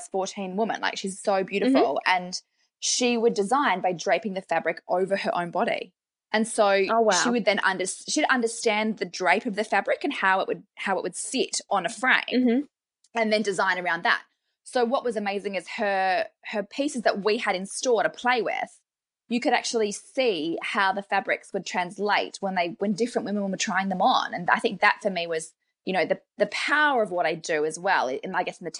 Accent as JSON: {"language": "English", "country": "Australia", "moved": "yes", "lives_now": "New Zealand", "said": "I'm an Australian"}